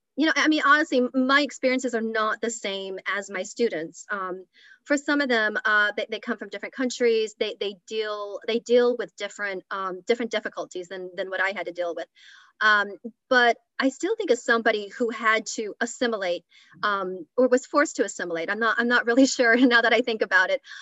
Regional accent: Lincoln, Nebraska, United States; now in Wilmington, United States; I grew up in Lincoln, Nebraska, and I grew up in a very uh, white world, very Midwestern

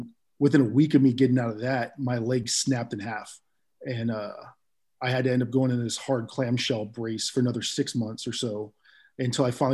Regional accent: East Bay, California, United States; moved away as an adult; now in Bremerton, United States; I grew up in California and in the East Bay area

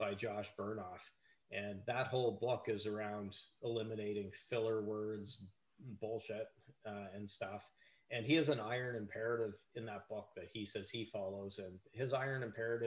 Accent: Canada; I'm Canadian

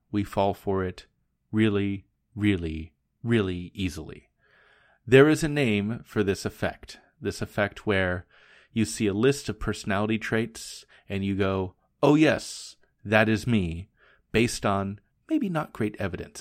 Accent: Portland, United States; moved away as an adult; also born or lived in Japan; "Where are you from?" and I would say, "Portland,"

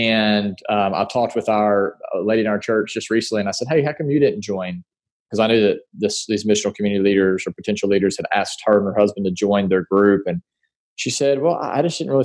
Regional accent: Paragould, Arkansas, United States; born and raised in Paragould, Arkansas

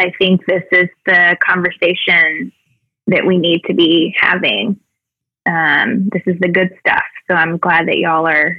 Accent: the South, United States; Growing up in the South, it was always sort of this untalked about, but very present still, energy.

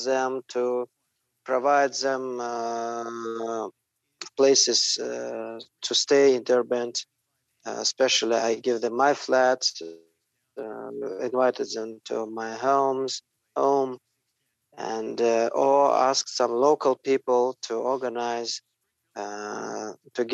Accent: Dagestanskiye Ogni, Dagestan, Russia; English is a second language; I was born in, actually, close to Derbent in the city Dagestanskiy Ogni. It's like a twin. It's like a satellite city for Derbent, and I was born here and worked and lived all my life here.

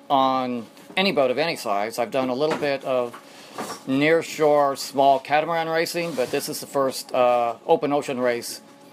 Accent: Marina del Rey, California, United States; I'm from Marina Del Rey, California.

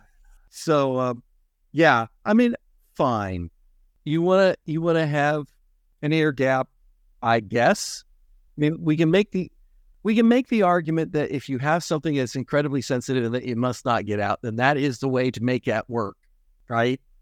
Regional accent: United States; as an American

